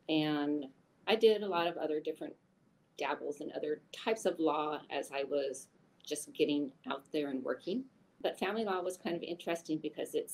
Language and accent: English; Eastern Washington State, United States; also born or lived in Tacoma, Washington / Seattle, Washington; I was born and raised in Washington State, though I grew up on the east side of the mountains versus the west side of the mountains